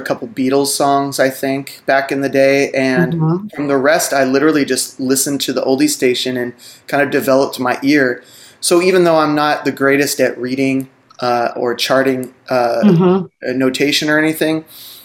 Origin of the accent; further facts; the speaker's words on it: Seattle area, Washington, United States; moved away; also born or lived in Los Angeles, California; up in the Seattle area, farmlands of Seattle. Outside of Seattle